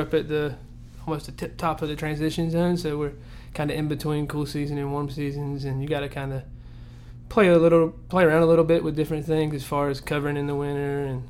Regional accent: North Myrtle Beach, South Carolina, United States; North Myrtle.

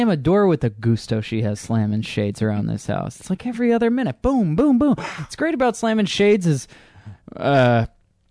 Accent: United States; it is my country. And I am American

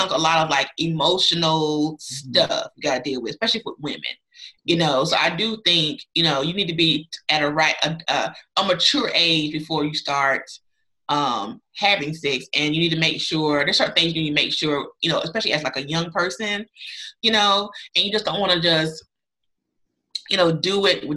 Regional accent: North Carolina, United States; I'm from North Carolina

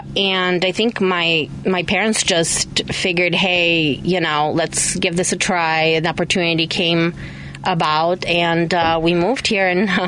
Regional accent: Chicago, Illinois, United States; also born or lived in Bulgaria; So my family is from Bulgaria, but we moved to Chicago in 1998, and we used to live in Jefferson Park, right by, like, Higgins and Lawrence

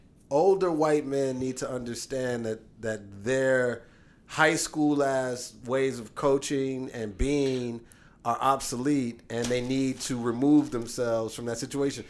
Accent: Chicago, Illinois, United States; as a Chicagoan and a Bulls fan

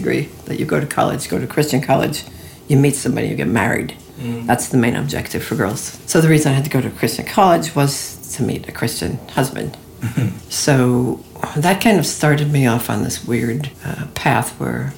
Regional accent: Chicago, Illinois, United States; also born or lived in Minnesota; I was born in Minnesota, but I don't really remember living there. I moved to Chicago when I was 4, so I really grew up in Chicago.

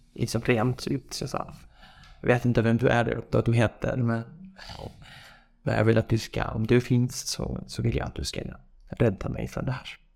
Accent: village near the Iraq border, Iranian Kurdistan, Iran; Swedish is a second language; moved away as an adult; now in Sweden; Jag är ju från en by. Den är väldigt nära gränsen, liksom. Iran och Irak. Vi tillhör ju Iran.

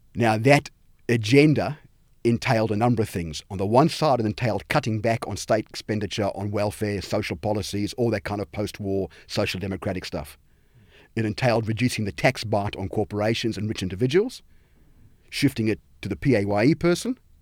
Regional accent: South Africa; moved away; where I grew up in South Africa

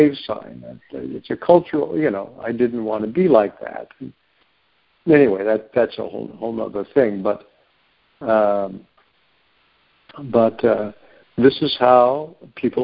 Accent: United States; also born or lived in Oklahoma; I grew up in Texas and Oklahoma a lot

